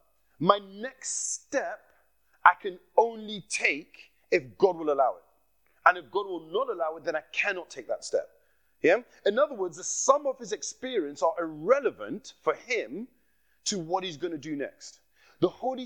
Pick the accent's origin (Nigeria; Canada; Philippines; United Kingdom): Nigeria; accent: Nigerian; I slipped into my Nigerian accent there.